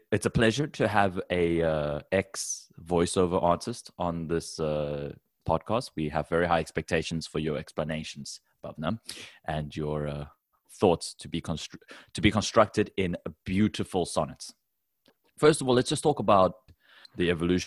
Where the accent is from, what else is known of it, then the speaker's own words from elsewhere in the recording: Taiwan; I come from Taiwan